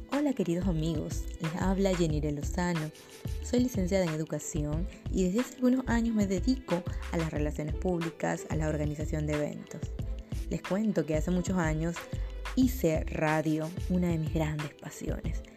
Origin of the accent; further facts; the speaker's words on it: El Baúl, Cojedes, Venezuela; now in Valencia, Venezuela; Soy llanera, soy llanera del baúl Estado Cojedes y desde que vivo en Valencia